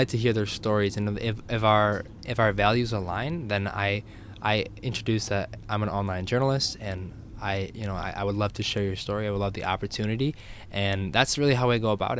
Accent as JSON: {"language": "English", "region": "New York", "country": "United States", "said": "New York"}